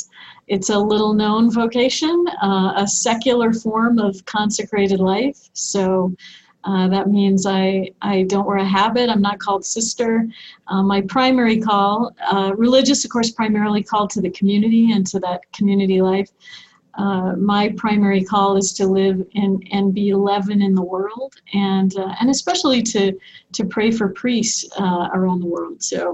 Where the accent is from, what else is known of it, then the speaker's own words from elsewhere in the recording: Nebraska, United States; moved away as an adult; also born or lived in Omaha, Nebraska / Steubenville, Ohio; now in Rapid City, United States; I've been living in Rapid City for about the last 20 years or so. But I grew up in Nebraska. I'm a Midwesterner at heart. And so lived most of my life here in the Midwest.